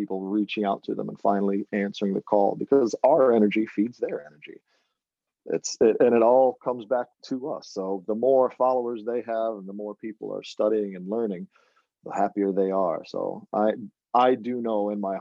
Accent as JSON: {"language": "English", "town": "Jacksonville", "region": "Florida", "country": "United States", "tie": "born or raised there", "moved": "yes", "lives_now": "Nantucket, United States", "said": "I grew up in Florida, Northeast Florida in Jacksonville."}